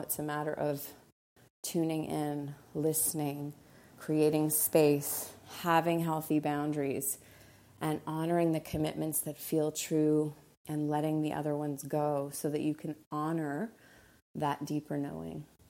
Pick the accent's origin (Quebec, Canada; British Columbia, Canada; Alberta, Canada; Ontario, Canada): Quebec, Canada; Montreal; also born or lived in Costa Rica; now in Los Angeles, United States; Montreal is my hometown, L A is home